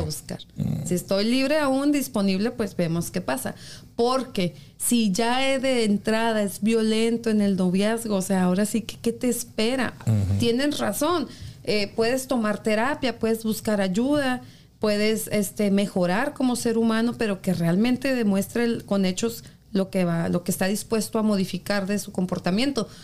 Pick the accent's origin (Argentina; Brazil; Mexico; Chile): Mexico; now in United States; En mi país